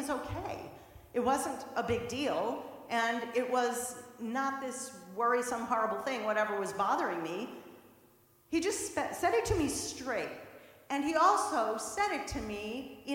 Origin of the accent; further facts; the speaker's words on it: St. Louis, Missouri, United States; moved away as an adult; also born or lived in Boston; I'm from the Midwest, so I went from St. Louis all the way to Boston, came to college